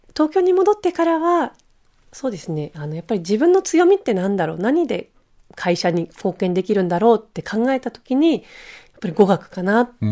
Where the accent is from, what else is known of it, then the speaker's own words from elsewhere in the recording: Switzerland; now in Japan; まあスイス出身なので